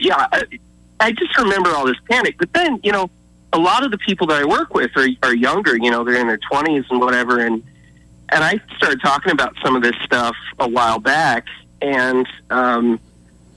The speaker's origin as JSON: {"language": "English", "region": "Nebraska", "country": "United States", "tie": "born or raised there", "moved": "yes", "said": "I grew up in Nebraska"}